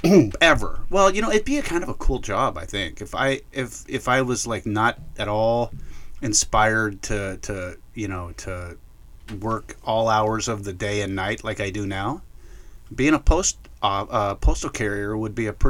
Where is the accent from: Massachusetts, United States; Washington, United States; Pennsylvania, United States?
Washington, United States; Bremerton; I grew up in Bremerton